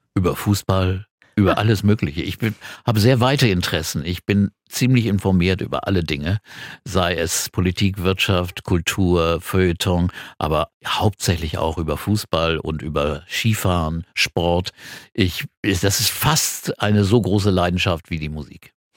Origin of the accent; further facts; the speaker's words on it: Quakenbrück, Lower Saxony, Germany; moved away as an adult; also born or lived in Bramsche / Hamburg; ich bin in Bramsche geboren, das ist eine Stadt bei, bei Osnabrück und dann nach Quakenbrück gezogen. Das ist für mich meine Heimatstadt.